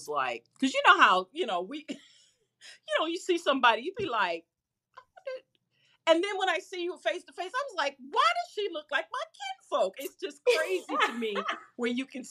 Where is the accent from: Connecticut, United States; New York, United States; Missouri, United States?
Missouri, United States; St. Louis; I'm from St. Louis